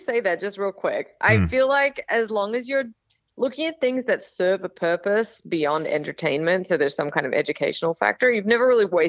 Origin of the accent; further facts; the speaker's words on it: Australia; accent: Australian; now in United States; Yeah, I live in Texas, so we're a state unto ourselves, but I grew up in Australia. I only moved 7 years ago, so it's predominantly Australian accent, but then there's, you know, so like y'all has definitely crept in there